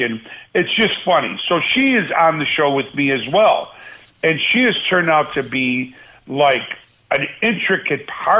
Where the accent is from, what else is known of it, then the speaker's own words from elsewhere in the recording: Buffalo, New York, United States; I love my hometown, man. I really do. And it'll always be, you know, back home to me. And for Buffalo to, after all these years, I mean, I lived there in the glory days of the Jim Kelly days